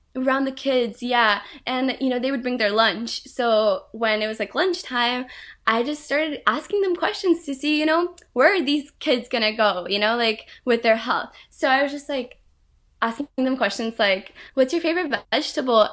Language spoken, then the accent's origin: English; Brazil; moved away; I was really close to her growing up in Brazil